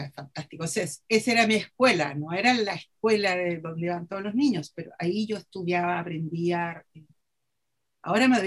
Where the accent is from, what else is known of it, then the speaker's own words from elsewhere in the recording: Chile; no, somos chilenos, pero somos latinoamericanos.